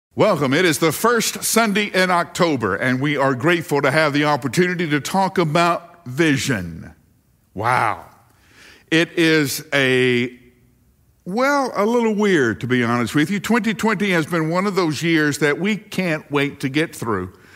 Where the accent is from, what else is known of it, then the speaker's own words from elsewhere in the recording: the South, United States; growing up in the South